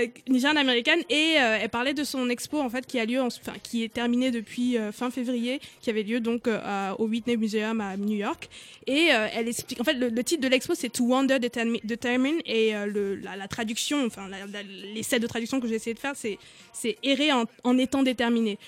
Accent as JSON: {"language": "French", "town": "Paris", "region": "Île-de-France", "country": "France", "also_born_or_lived": "Cameroon / Chicago", "said": "je viens de Paris, je vis à Paris, mais originally, je viens du Cameroun"}